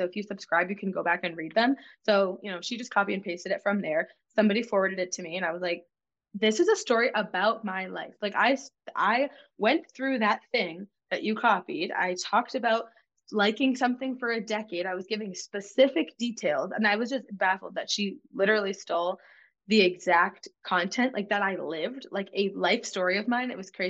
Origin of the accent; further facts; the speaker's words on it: Massachusetts, United States; I'm from Massachusetts.